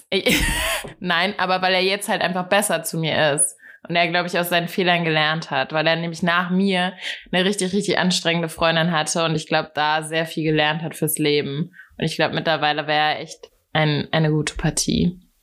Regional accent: Hattenheim, Hesse, Germany; moved away as an adult; also born or lived in Berlin; now in Hamburg, Germany; ich komme aus dem Rheingau.

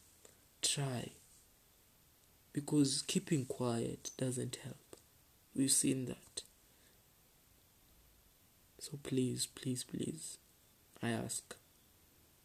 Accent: Kenya; as a Kenyan

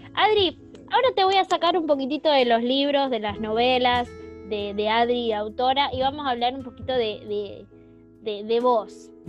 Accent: Argentina; nosotros por lo menos como, como lectoras argentinas

